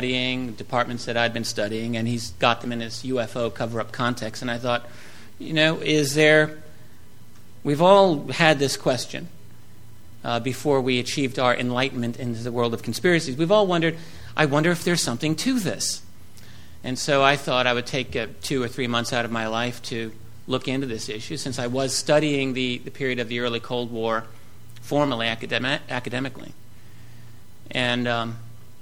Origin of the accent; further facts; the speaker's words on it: New York City, New York, United States; I'm from the New York City area.